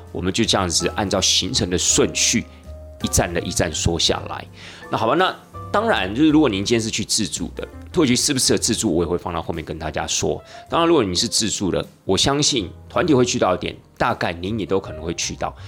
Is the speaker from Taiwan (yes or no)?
yes; Tainan, Taiwan; 虽然我是台南人